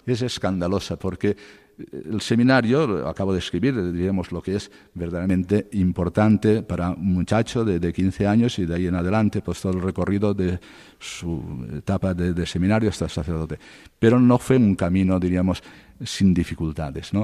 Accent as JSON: {"language": "Spanish", "town": "Cocentaina", "region": "Valencian Community", "country": "Spain", "tie": "born or raised there", "also_born_or_lived": "Castellón / Murcia", "moved": "as an adult", "lives_now": "Alcalá de Henares, Spain", "said": "en mi pueblo, en Cocentaina, provincia de Alicante y diócesis de Valencia"}